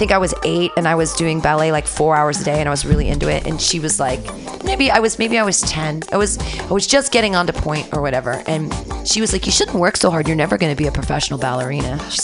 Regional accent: Danville, United States; poor little rich girl growing up in Danville

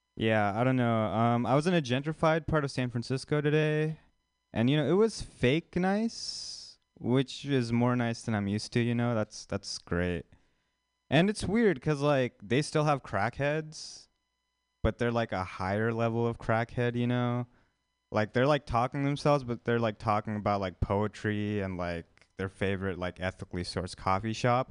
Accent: India; moved away; an Indian person, like actually from India

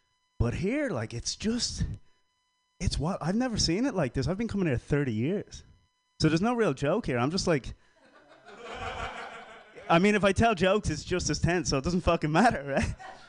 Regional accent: Ireland; now in San Francisco, United States; That to me, as an Irishman who lived between Catholic and Protestant, that says like we're not allowed to say how we feel, and there's an awful lot of pressure to feel a certain way. But I'm Irish

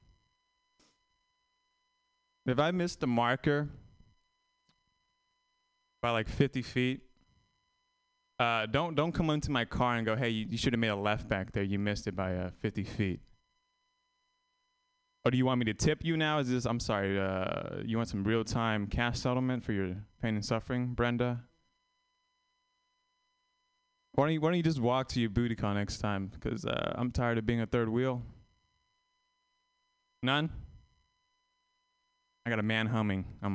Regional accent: Vietnam; born or raised there; moved away

